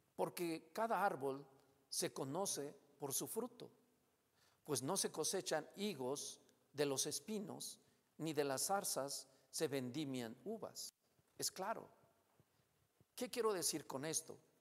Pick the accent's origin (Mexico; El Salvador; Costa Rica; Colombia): Mexico; Como mexicanos